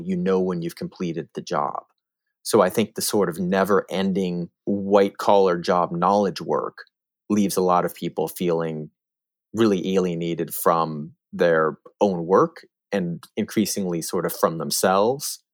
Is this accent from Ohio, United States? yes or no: no; Northern California, United States; growing up in Northern California